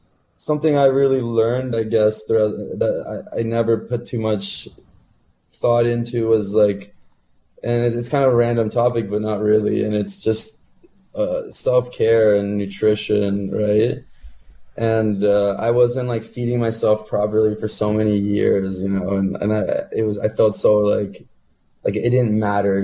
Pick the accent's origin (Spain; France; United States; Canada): Canada; Burlington, Ontario; when I was growing up in Burlington.